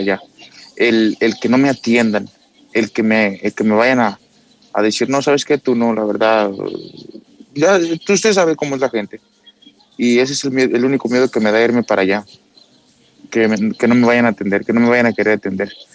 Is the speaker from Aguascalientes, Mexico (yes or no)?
yes; Aguascalientes, Mexico; now in United States; soy de allá de México, de ahí de Aguascalientes.